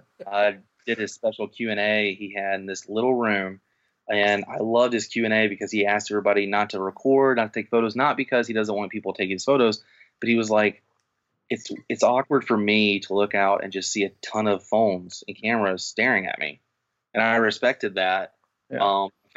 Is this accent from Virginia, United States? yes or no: no; Mississippi, United States; now in Florida, United States; where I'm from, growing up in Mississippi